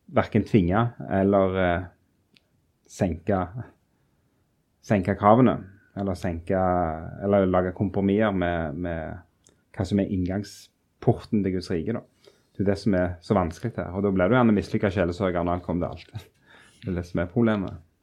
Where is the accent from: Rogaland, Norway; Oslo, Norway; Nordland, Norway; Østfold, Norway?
Rogaland, Norway; moved away; som vi ville sagt borte i Rogaland, der jeg kommer fra